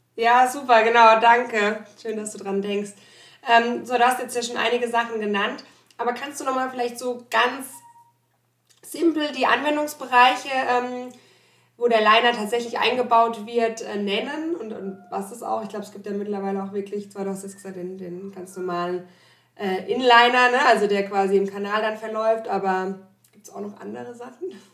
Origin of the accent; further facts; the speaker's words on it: Germany; moved away; also born or lived in Landau; ich komme aus dem Odenwald gebürtig